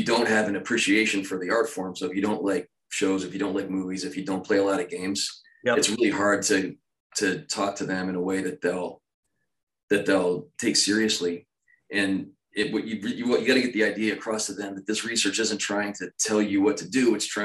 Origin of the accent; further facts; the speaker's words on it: Philadelphia, Pennsylvania, United States; I grew up in Philadelphia